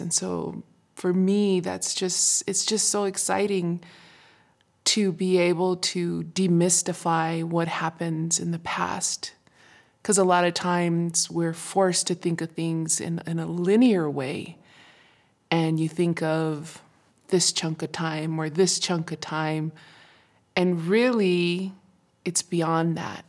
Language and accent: English; Isleta Pueblo, New Mexico, United States; from Shearhoop Dee